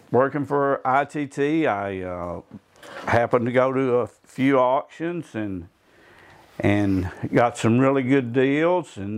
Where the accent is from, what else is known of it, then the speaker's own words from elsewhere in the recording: Clinton, Tennessee, United States; moved away as an adult; also born or lived in Oliver Springs, Tennessee / Corinth, Mississippi; I grew up around Clinton here, went to Clinton High School, graduated Clinton High School somehow. And uh, then immediately moved back to Mississippi, where I had a lot of relatives, northeast Mississippi, about 60 miles from Tupelo, a town called Corinth